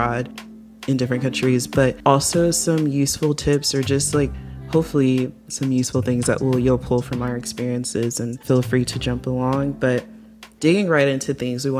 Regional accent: U.S. South, United States; young Nigerian Americans growing up and starting adulthood in the U.S. South

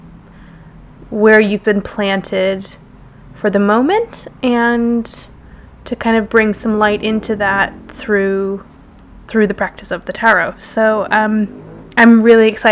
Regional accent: Jackson, Wyoming, United States; moved away as an adult; now in London, United Kingdom; I was born in Jackson, Wyoming

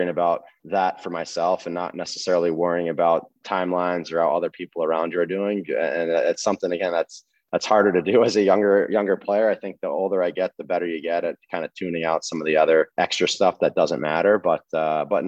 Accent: New Jersey, United States; I'm from New Jersey

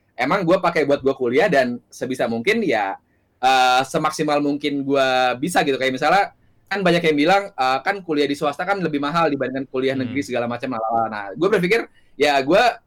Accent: Jakarta, Indonesia; gue lahir dan besar di Jakarta

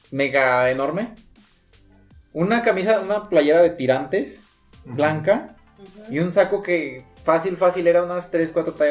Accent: San Luis Potosí, Mexico; para los que somos potosinos

